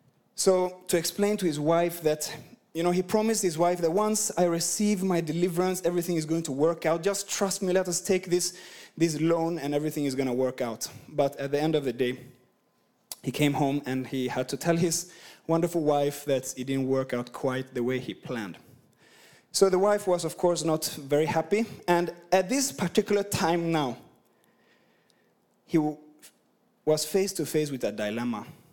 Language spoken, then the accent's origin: English; Sweden; English is a second language; You know, I'm from Sweden and I've been across the world. My accent is just messed up. So I hope you can understand me, at least half of what I'm saying.